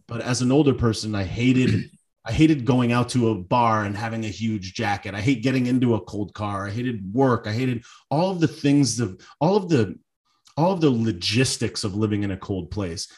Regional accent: Connecticut, United States; now in South Florida, United States; I'm from Connecticut.

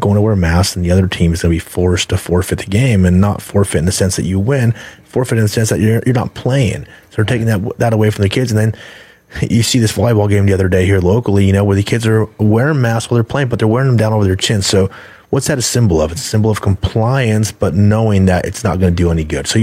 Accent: United States; as an American, a person that was born and raised here

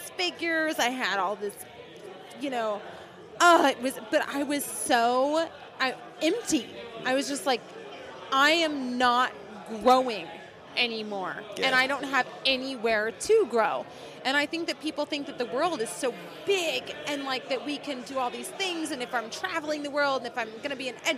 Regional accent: Shawnee, Oklahoma, United States; moved away; I'm from Oklahoma. I am from a small town called Shawnee, Oklahoma

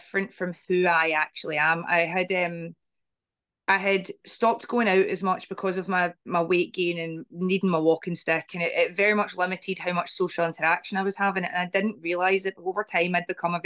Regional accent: Glasgow, Scotland, United Kingdom; I got the chance to work in my home country, Scotland

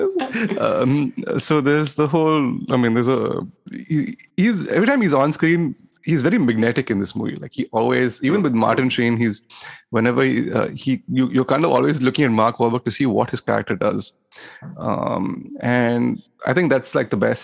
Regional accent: India; moved away; me as a Indian

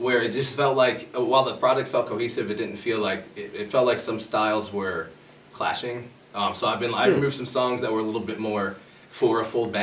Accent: Oswego, Illinois, United States; now in Aurora, United States; I went to Oswego for schooling

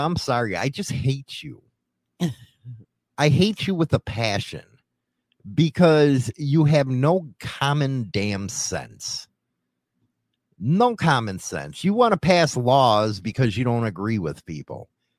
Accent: United States; I'm American. I use standard.

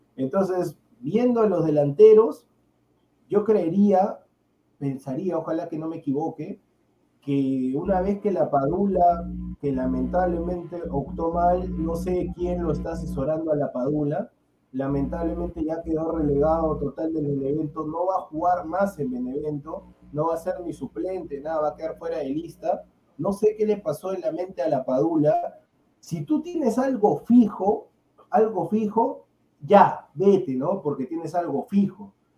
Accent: Peru; Yo como peruano

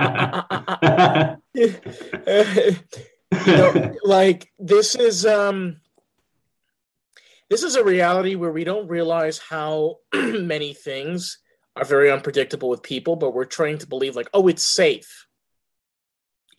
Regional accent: New York, United States; accent: New York; my New York accent

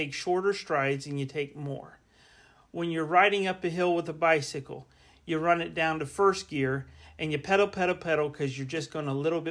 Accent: Central Florida, United States; moved away as an adult; also born or lived in Kansas City; I grew up in Florida. In Florida, in Central Florida, it's primarily basically flat.

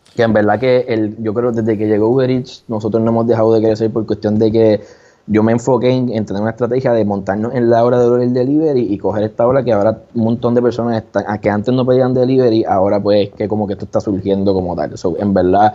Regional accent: San Juan, Puerto Rico; also born or lived in Mayagüez; yo soy de acá de San Juan

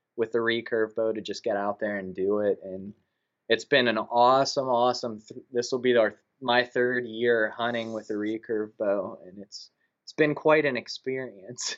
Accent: Punxsutawney, Pennsylvania, United States; born and raised in Punxsutawney, Pennsylvania

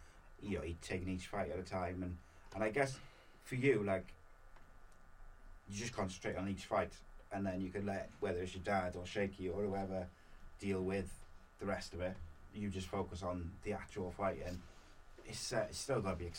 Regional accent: Wales, United Kingdom; me as a Welshman

